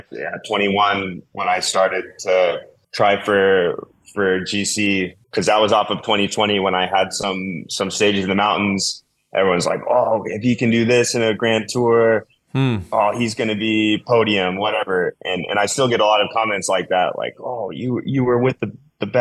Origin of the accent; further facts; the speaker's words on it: Colorado, United States; what I grew up with in Colorado mountain bike racing